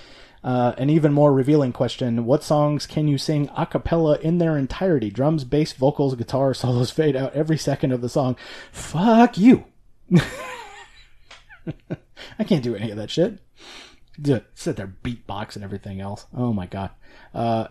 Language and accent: English; the South, United States; being a Southerner, we have Bluebell down here